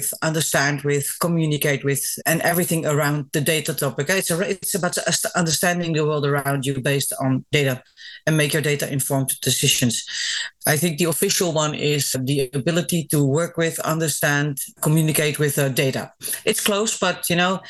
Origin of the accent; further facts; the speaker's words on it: Netherlands; I'm half Greek, half Dutch.